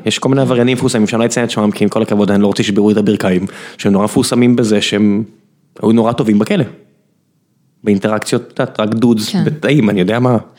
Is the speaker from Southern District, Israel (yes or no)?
yes; Beersheba, Southern District, Israel; אני באר שבעי